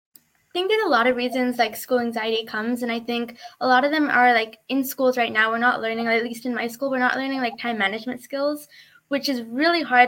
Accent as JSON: {"language": "English", "town": "Woodinville", "region": "Washington", "country": "United States", "said": "I'm from Woodinville, Washington"}